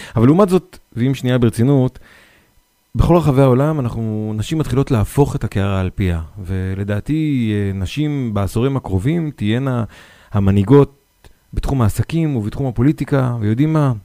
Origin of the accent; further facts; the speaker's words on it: Northern District, Israel; אני נולדתי בעיר קטנה בצפון